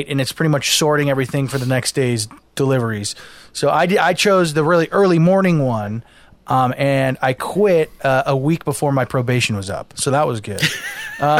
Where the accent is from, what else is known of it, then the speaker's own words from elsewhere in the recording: Los Angeles, California, United States; I was born and raised in Los Angeles, California, West Hollywood proper. I was grown and raised in the valley